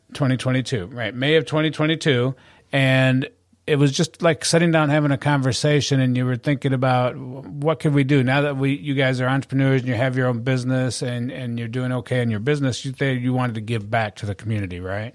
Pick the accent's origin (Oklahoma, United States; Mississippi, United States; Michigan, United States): Michigan, United States; moved away as an adult; I'm from Michigan